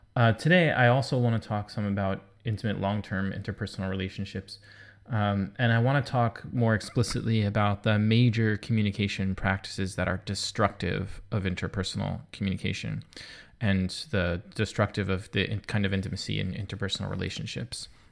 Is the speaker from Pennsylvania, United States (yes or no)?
no; New York, United States; I'm a New Yorker.